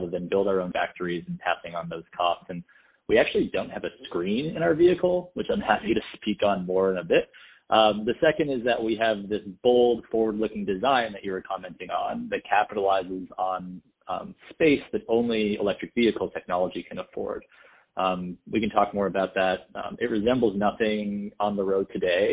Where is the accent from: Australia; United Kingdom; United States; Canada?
Canada; also born or lived in Montreal / Toronto; I grew up in Canada in a very multicultural environment